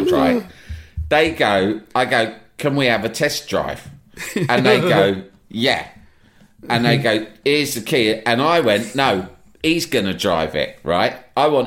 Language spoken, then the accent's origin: English; London, United Kingdom; I'm from London